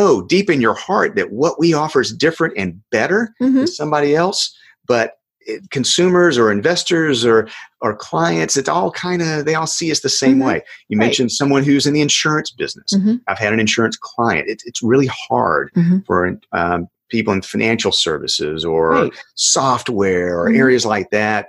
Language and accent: English; South Georgia, United States; in my hometown, a little town in South Georgia